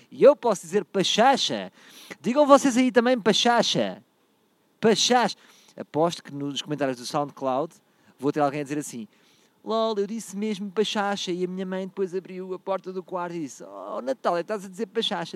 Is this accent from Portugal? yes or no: yes; Portugal; Sou português